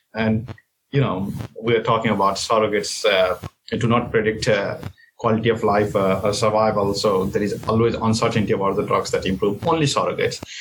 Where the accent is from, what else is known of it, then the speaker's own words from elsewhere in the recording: Nepal; moved away as an adult; also born or lived in Boston, United States; now in Kingston, Canada; I come from Nepal and in Nepal I guess the first journal article that I ever read was after I completed medical. school